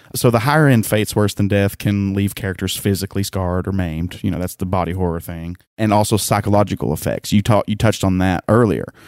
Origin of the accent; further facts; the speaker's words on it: the South, United States; I'm from the South.